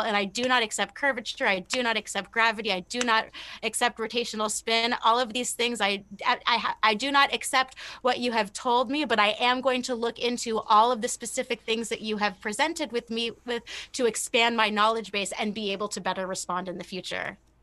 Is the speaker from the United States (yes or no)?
yes; California, United States; now in Louisiana, United States; being in Louisiana and growing up in California